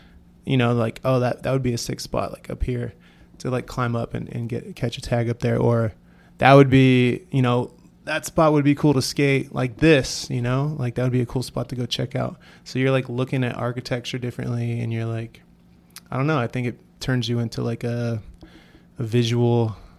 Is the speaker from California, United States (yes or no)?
yes; San Francisco, California, United States; growing up in San Francisco, like I would notice a lot of graffiti.